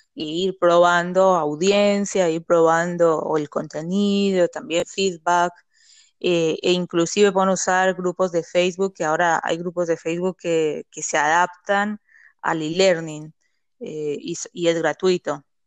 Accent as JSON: {"language": "Spanish", "country": "Colombia", "said": "Yo que soy colombiana"}